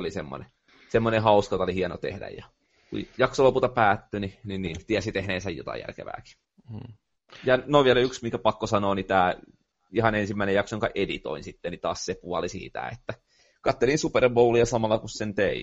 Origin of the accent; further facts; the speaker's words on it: Tampere, Pirkanmaa, Finland; accent: Tampere dialect; mä puhun tiettyä Tampereen murretta.